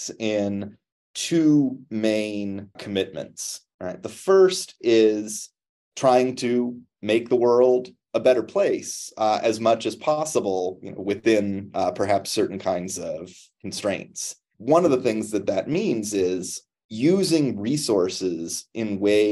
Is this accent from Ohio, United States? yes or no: yes; Cleveland, Ohio, United States; moved away; I grew up just outside of Cleveland, Ohio